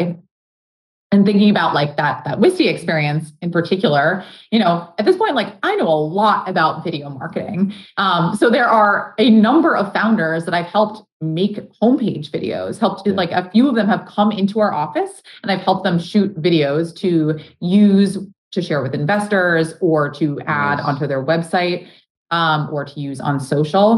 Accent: Boston, Massachusetts, United States; I grew up around Boston and now have been here and worked here for whatever, 15 years.

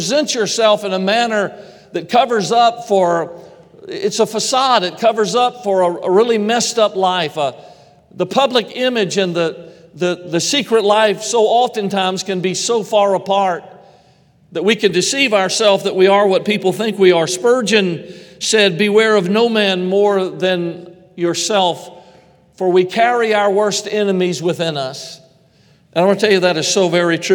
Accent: Georgia, United States; moved away; I'm originally from Georgia

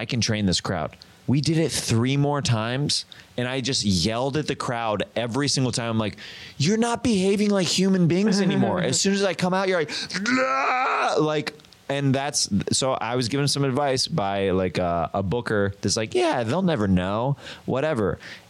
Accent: Kansas, United States; so I'm from Kansas.

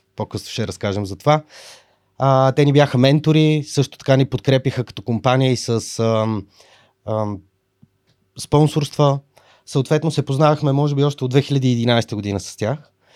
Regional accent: Sofia, Sofia City, Bulgaria; От София

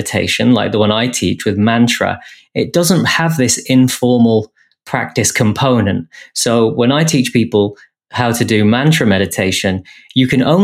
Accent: England, United Kingdom; being English and the way I was brought up

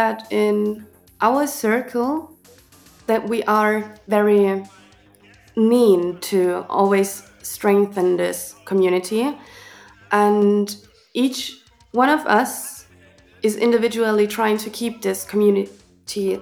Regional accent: Chemnitz, Saxony, Germany; from Club Atomino in Chemnitz. I was born here and I was raised here

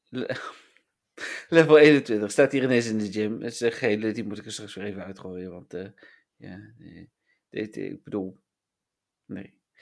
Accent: Netherlands

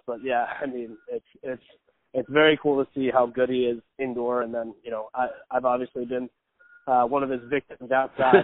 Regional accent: East Meadow, New York, United States; moved away; a mile and a half from where I grew up is in Nassau Coliseum

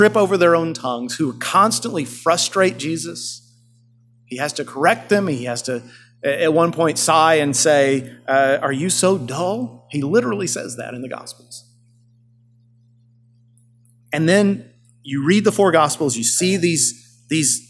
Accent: Yoakum, Texas, United States; my hometown of Yoakum, Texas

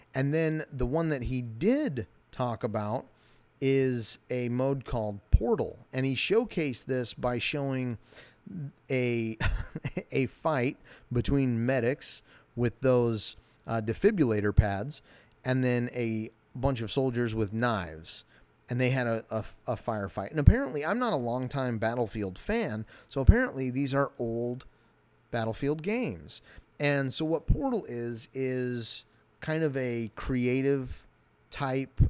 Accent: United States; I'm an American.

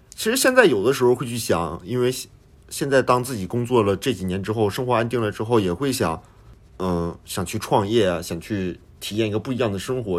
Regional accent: northern China, China; now in Japan; 我们在北方长大的孩子，很多家长都是有这个期待，希望孩子有一个好的学历

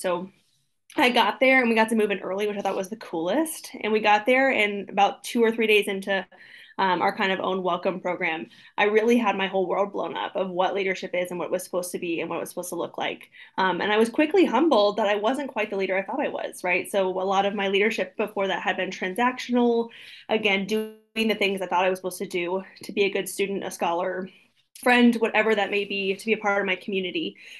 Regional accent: Ohio, United States; moved away as an adult; now in Florida, United States; I'm from Ohio originally, which is always really important to my story growing up in a small town

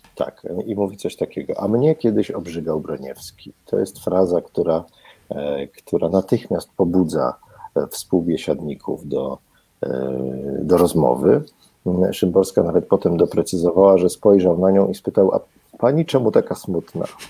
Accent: Kraków, Lesser Poland, Poland; ja jestem z Krakowa i po prostu wszystko zdrabniam

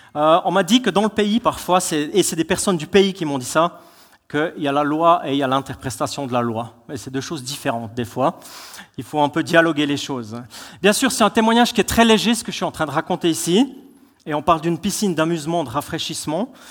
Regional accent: Switzerland; on est des Suisses

